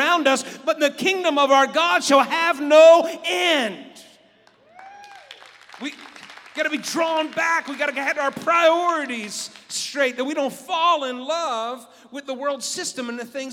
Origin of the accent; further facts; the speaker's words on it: West Virginia, United States; I'm from West Virginia.